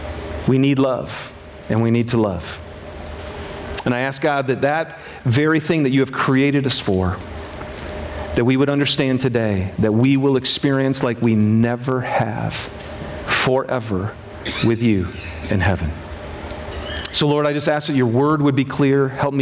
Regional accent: Michigan, United States; I'm from Michigan.

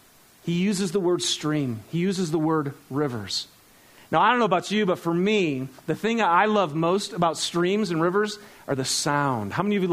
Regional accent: Michigan, United States; Now, I grew up in Michigan. We didn't have the Great Salt Lake, but we had lots of swamps.

